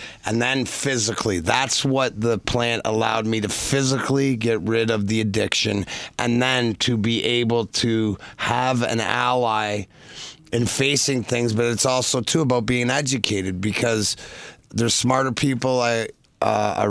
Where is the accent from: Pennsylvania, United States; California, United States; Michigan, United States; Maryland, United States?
Michigan, United States; Detroit; Detroit, being my hometown